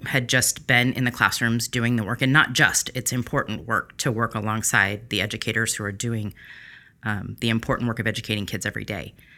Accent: Long Beach, California, United States; I'm born and raised here in Long Beach

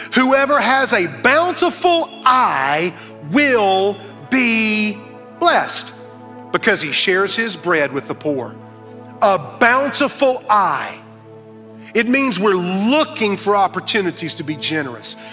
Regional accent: Fountain Inn, South Carolina, United States; I was raised in Fountain Inn, South Carolina

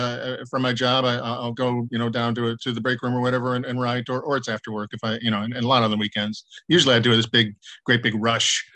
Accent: Chicago, Illinois, United States; moved away as an adult; also born or lived in Ohio; now in Los Angeles, United States; I grew up in Chicago area

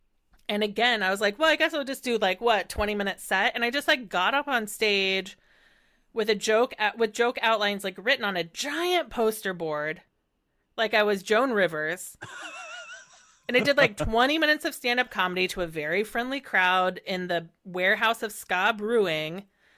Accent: Terre Haute, Indiana, United States; now in Chicago, United States; I am from Terre Haute, Indiana.

